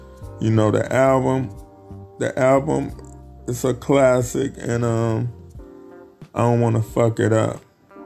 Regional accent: Chicago, Illinois, United States; my hometown, Chicago

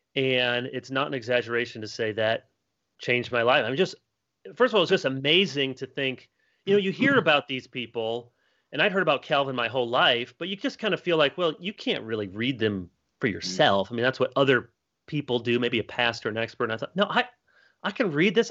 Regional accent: Grand Rapids, Michigan, United States; also born or lived in Chicago, Illinois; I was born in Chicago and then my family moved to Grand Rapids, Michigan, one of the the high places among us. And I grew up there

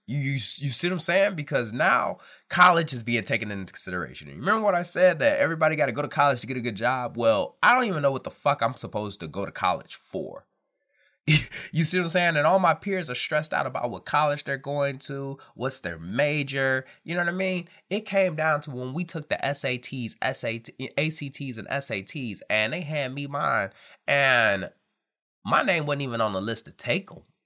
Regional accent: Detroit, Michigan, United States; growing up in Detroit, Michigan

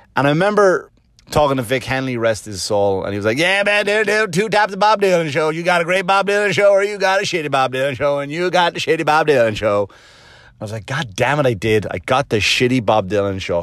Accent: Wexford, Leinster, Ireland; moved away; And I go, "Wexford."

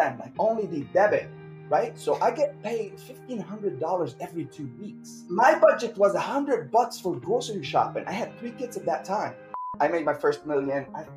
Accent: Lebanon; moved away as an adult; also born or lived in San Diego, United States / Champaign, Illinois; now in United States; I'm Lebanese, so I came from Lebanon to the United States in 2017

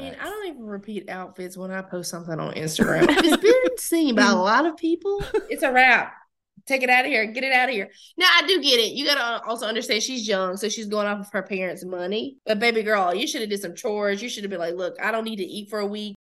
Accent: the South, United States; when I'm in New York, I'm like just so southern

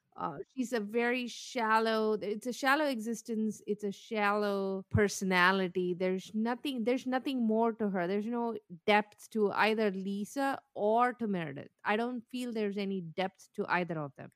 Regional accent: India; moved away; I come from India

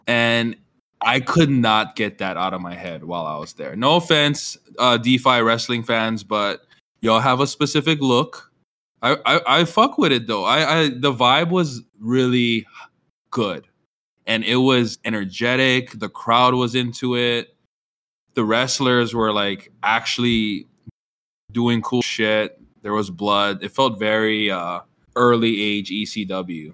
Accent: Hawaii, United States; now in Seattle, United States; I'm from Hawaii.

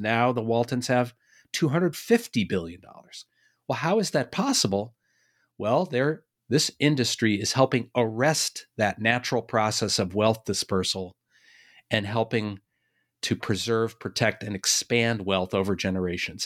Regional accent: Boston, Massachusetts, United States; I'm from Boston

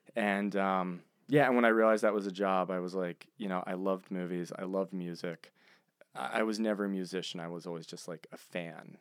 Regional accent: Philadelphia, Pennsylvania, United States; I'm from Philadelphia.

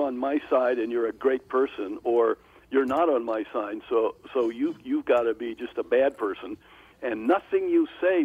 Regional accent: East Coast, United States; moved away as an adult; also born or lived in Thailand; now in Minnesota, United States; I grew up in the East Coast

